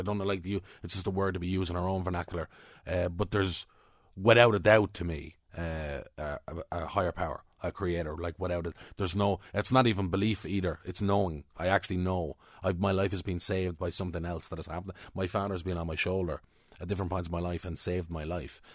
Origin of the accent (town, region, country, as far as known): Ireland